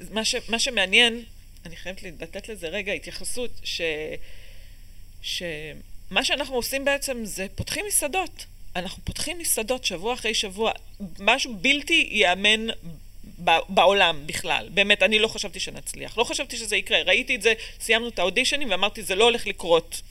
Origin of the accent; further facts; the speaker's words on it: Ramot HaShavim, Central District, Israel; also born or lived in Boston / Chicago / Bavli, Tel Aviv / Ramat Gan; נולדתי בבוסטון, עברנו לשיקגו, עברנו לבבלי, לרמת גן, אה, כאילו גרנו במלא מקומות עד גיל 6, מגיל 6 אני ברמות השבים